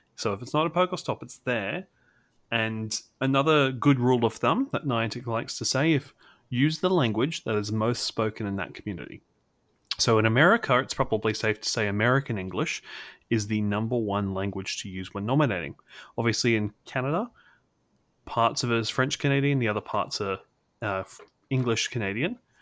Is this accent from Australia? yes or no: yes; Australia; I'm the sole Australian representative